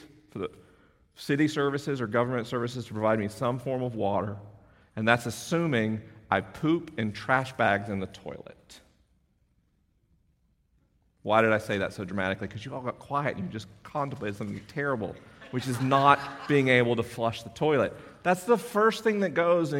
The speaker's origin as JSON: {"language": "English", "region": "Florida", "country": "United States", "tie": "born or raised there", "said": "my home state"}